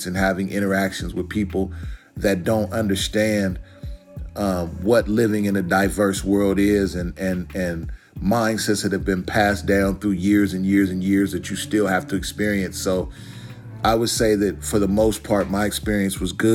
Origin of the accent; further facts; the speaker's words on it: Portland, Oregon, United States; was born and raised in Portland, Oregon. Still reside in Portland, Oregon.